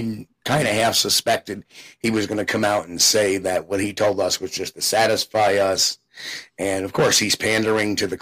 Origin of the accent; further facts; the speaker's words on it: New York, United States; I'm from New York.